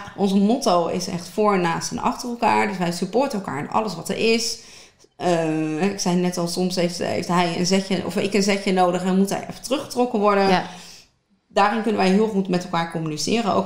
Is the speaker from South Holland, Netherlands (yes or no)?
yes; Westland, South Holland, Netherlands; heel officieel kom ik uit het Westland. Ja. dochter ben ik. Ehm, echt geboren tussen de tomaatjes, de paprikaatjes, maar ook aan het strand